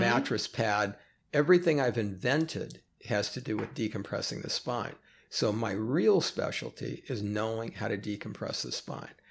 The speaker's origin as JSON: {"language": "English", "town": "Oakland", "region": "California", "country": "United States", "tie": "born or raised there", "moved": "as an adult", "lives_now": "Los Angeles, United States", "said": "Born and raised in Oakland"}